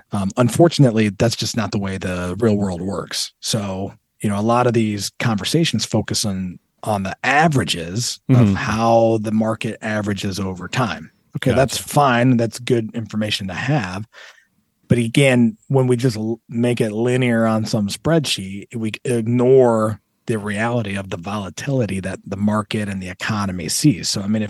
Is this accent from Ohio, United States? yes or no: yes; Toledo, Ohio, United States; You know, I grew up in Toledo, like we talked about.